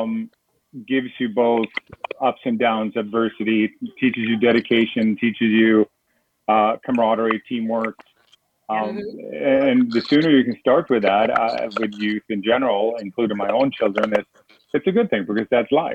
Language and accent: English; Sweden; now in Florida, United States; where I come from, where I was born in Sweden